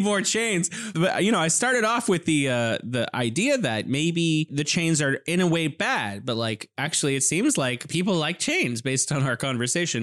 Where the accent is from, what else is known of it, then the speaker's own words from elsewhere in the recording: California, United States; moved away as an adult; now in Wuhan, China; I'm originally from California, and I'm here in beautiful Wuhan, China